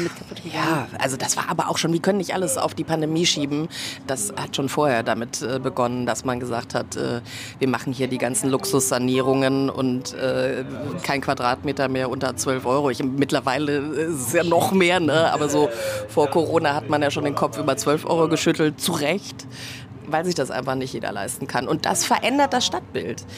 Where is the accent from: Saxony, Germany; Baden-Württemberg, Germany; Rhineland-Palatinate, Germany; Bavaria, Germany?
Bavaria, Germany; Munich; now in Berlin, Germany; Ich komme ja ursprünglich aus München